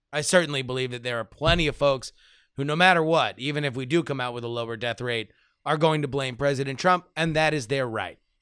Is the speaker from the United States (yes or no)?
yes; Florida, United States; growing up in Florida